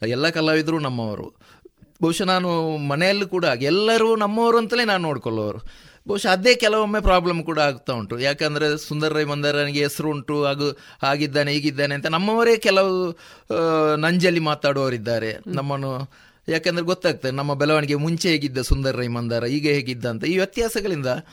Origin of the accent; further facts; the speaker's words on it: Kumbra, Karnataka, India; ಪುತ್ತೂರು ನನ್ನ ಊರು ಕುಂಬ್ರ ನನ್ನ ಊರು